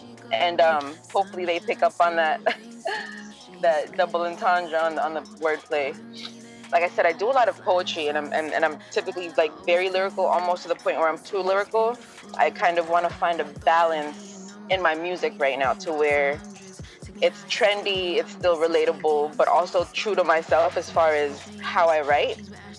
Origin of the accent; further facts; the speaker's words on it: Philippines; born there; moved away; I was born in the Philippines. Mm-hmm. I had I lived in a really kind of bad, not a bad environment, but it wasn't an easy life back home.